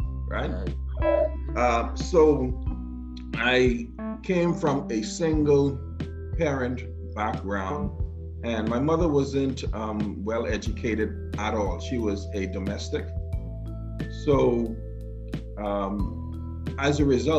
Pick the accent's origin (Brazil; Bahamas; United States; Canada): Bahamas; Grand Bahama; now in Nassau, Bahamas; I was born and raised in Grand Bahama.